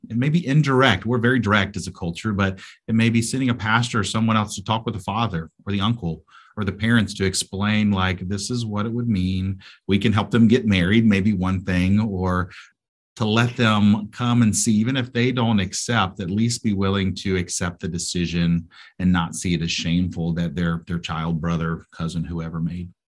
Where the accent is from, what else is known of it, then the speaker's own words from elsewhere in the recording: United States; moved away as an adult; also born or lived in South Asia; as an American